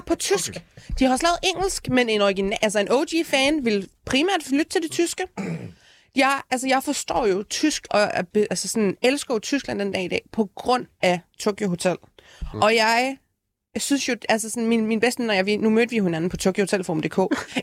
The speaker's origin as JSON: {"language": "Danish", "town": "Aalborg", "region": "North Denmark Region", "country": "Denmark", "said": "jeg er fra Aalborg"}